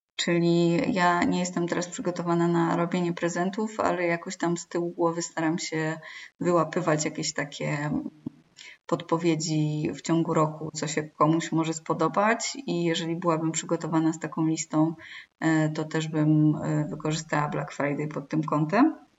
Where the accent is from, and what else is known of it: Poland